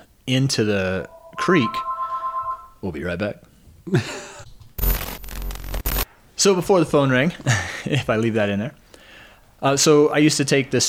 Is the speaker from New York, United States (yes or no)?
no; Oklahoma, United States; I grew up in Oklahoma